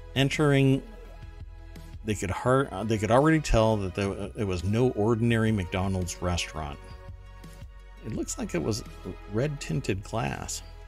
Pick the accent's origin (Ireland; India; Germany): Germany; now in United States; I I am German. I grew up in Germany, um, and uh, came to the United States